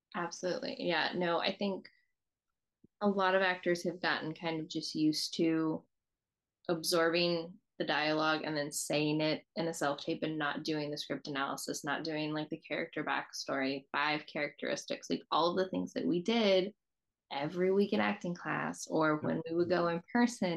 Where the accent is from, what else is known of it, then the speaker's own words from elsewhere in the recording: Southeast, United States; I grew up in the Southeast